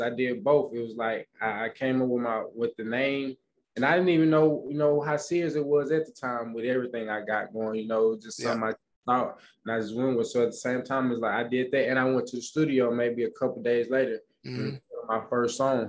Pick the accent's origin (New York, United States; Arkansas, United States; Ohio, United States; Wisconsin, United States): Arkansas, United States; Pine Bluff; now in Houston, United States; I come from Arkansas Pine Bluff, so it's very small. You know, it's a very, very small country kind of town.